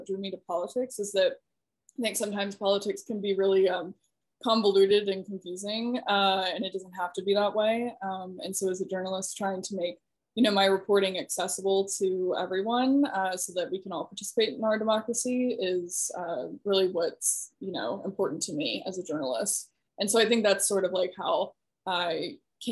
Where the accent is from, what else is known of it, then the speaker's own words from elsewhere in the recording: West Virginia, United States; moved away as an adult; also born or lived in Syracuse, New York / Eastern Shore of Maryland; I'm originally from West Virginia, born and raised there